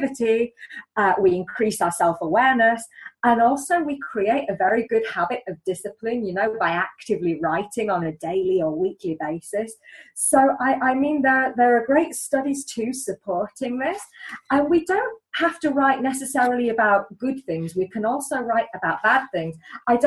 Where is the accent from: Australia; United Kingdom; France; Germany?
United Kingdom; England; I'm English